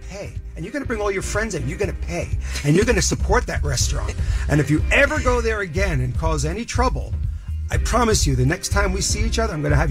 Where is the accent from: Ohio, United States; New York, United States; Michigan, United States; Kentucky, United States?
New York, United States; Garden City; I grew up in Garden City